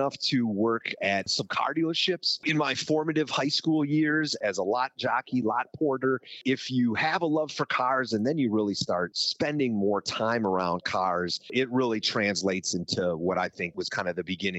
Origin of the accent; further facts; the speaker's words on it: Racine, Wisconsin, United States; Originally from Racine, Wisconsin, so just north of Chicago.